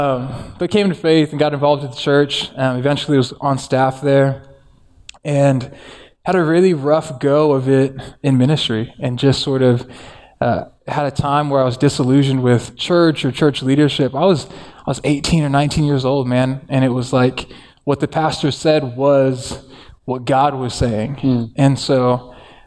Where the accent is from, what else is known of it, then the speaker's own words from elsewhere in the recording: Santa Ana, California, United States; I grew up in Orange County in Santa Ana with my mom, who is Mexican, and my dad is Tongan